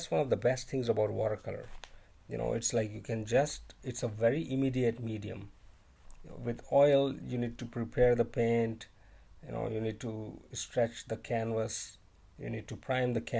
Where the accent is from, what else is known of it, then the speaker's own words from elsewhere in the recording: India; moved away as an adult; now in China; I'm actually from India, but I'm currently living in China because of my job.